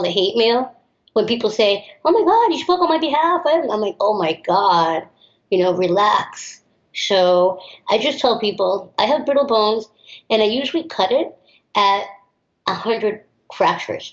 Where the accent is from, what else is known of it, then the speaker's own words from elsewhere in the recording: New York, United States; also born or lived in Miami; I grew up in New York